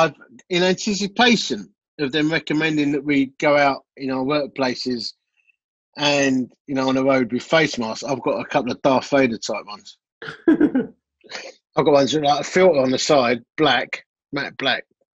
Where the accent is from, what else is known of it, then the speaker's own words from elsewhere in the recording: Essex, East of England, United Kingdom; I'm from Essex, love.